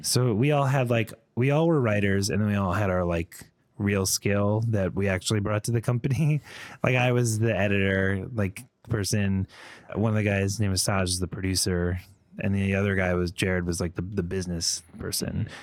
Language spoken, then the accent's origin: English; Connecticut, United States; moved away as an adult; also born or lived in Boston / New York City; I grew up in Connecticut